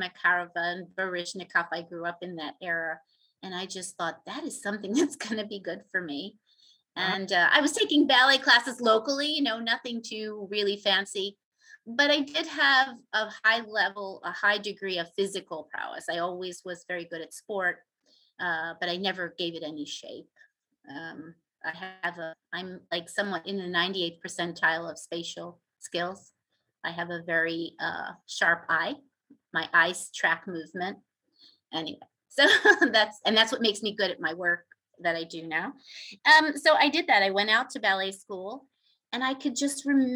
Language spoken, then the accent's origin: English; Philadelphia, Pennsylvania, United States; I grew up in South Philadelphia